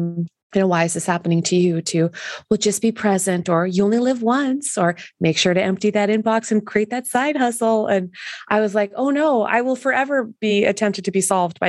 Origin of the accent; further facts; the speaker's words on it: Canada; being Canadian